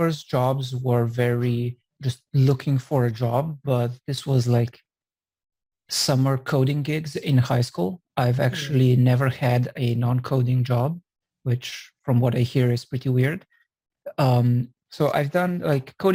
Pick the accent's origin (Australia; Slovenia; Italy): Slovenia; now in San Francisco, United States; I'm originally from Slovenia